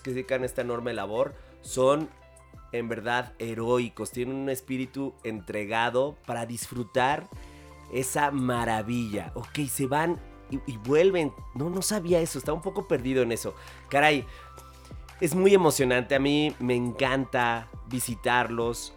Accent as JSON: {"language": "Spanish", "country": "Mexico", "said": "somos mexicanos"}